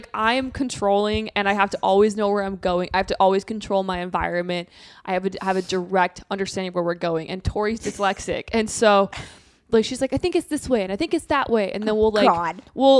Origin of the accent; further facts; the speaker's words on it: Minnesota, United States; moved away; I'm from Minnesota, so it's like I'm like I have a little bit of Minnesota nice left in me.